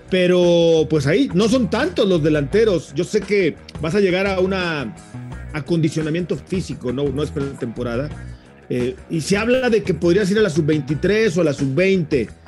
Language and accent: Spanish; Mexico; como, como un mexicano más.